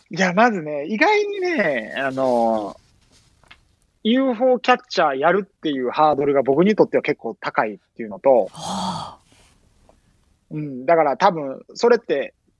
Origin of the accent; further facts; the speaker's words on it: Osaka, Japan; now in Brazil; 大阪で生まれ育った